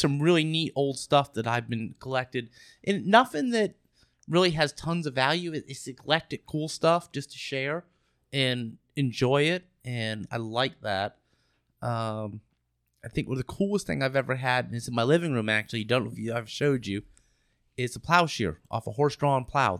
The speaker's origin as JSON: {"language": "English", "region": "Florida", "country": "United States", "said": "we're from Florida"}